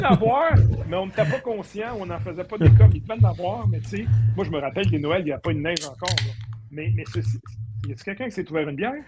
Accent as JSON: {"language": "French", "town": "Boucherville", "region": "Quebec", "country": "Canada", "said": "je viens de Boucherville"}